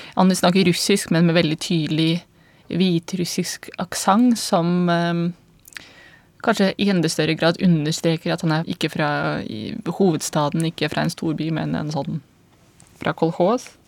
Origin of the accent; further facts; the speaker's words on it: Belarus; moved away as an adult; now in Norway; jeg kommer fra Hviterussland. Jeg kom til Norge i 2005